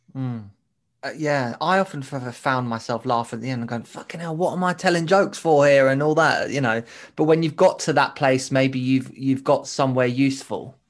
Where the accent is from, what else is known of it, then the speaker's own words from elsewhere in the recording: United Kingdom; in the U K, we're as much as British people